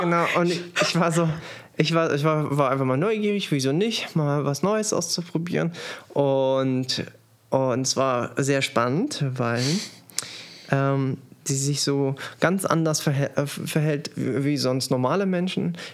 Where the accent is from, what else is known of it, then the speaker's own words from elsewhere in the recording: Germany; bei uns in Deutschland